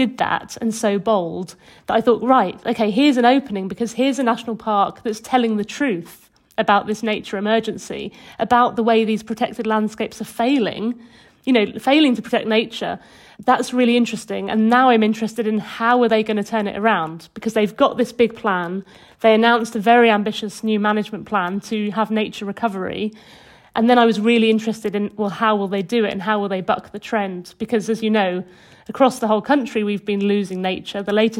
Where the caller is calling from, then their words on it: West Midlands, United Kingdom; I'm speaking from Herefordshire, just on the English side of the border. Well, I'm really near Hay-on-Wye, which is in Wales, yeah.